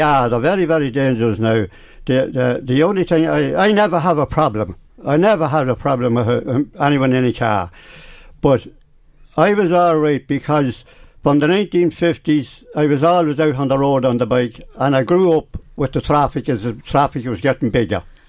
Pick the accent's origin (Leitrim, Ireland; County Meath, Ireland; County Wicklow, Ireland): County Meath, Ireland; Oldtown; I was born in Orleston